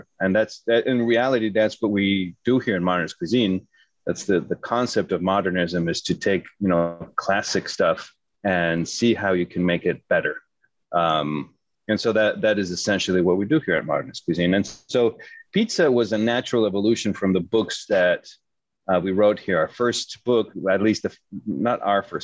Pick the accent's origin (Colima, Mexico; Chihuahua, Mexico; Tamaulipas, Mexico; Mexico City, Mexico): Mexico City, Mexico; moved away as an adult; also born or lived in New York City, United States / California, United States / Hyde Park, New York, United States / France; I'm from Mexico City, so I studied for a few years in Mexico City.